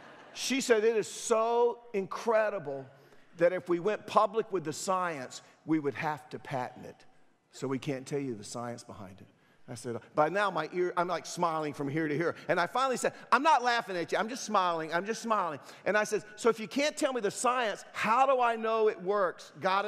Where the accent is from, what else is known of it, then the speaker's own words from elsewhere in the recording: Durham, North Carolina, United States; when I was a teenager, I grew up in Durham, and some of my friends, we decided to go out to Lake Mickey and camp out on a Friday night.